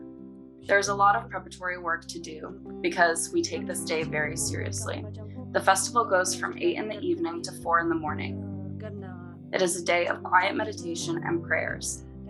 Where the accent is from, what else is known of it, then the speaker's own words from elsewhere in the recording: Serthar, Sichuan, China; I attend high school in a Tibetan autonomous prefecture, so we're allowed to go to the monastery on that day. Because I'm from Sirta.